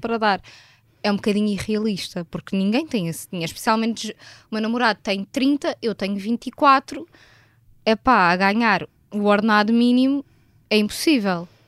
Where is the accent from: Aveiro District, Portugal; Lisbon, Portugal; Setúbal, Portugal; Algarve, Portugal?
Lisbon, Portugal; Vila Franca de Xira; also born or lived in Alhandra; eu tenho 24 anos e sou de Vila Franca de Xira